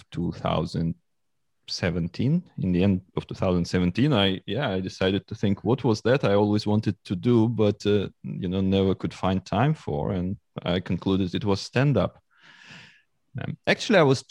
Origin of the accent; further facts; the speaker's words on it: Moscow Oblast, Russia; English is a second language; now in London, United Kingdom; I was born in Moscow and I spent all my youth like near Moscow. It was a small town, 50 kilometers from Moscow